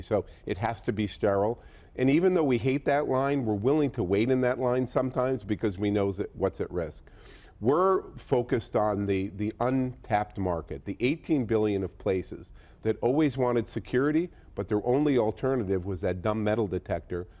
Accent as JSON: {"language": "English", "town": "Boston", "region": "Massachusetts", "country": "United States", "said": "I'm from Boston"}